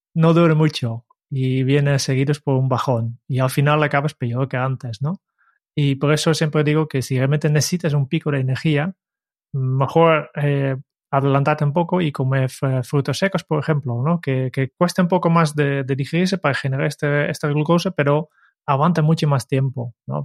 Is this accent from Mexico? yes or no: no; Netherlands; moved away; soy holandés